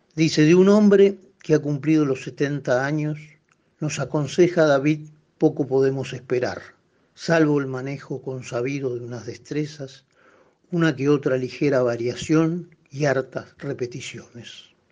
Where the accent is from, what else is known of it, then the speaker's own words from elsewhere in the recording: Buenos Aires, Argentina; yo soy porteño